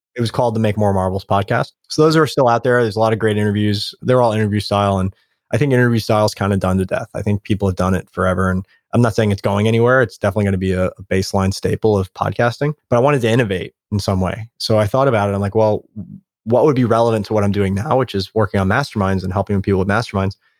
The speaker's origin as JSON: {"language": "English", "town": "New York City", "region": "New York", "country": "United States", "tie": "born or raised there", "moved": "yes", "said": "I grew up in New York, there's a homeless person on every street corner"}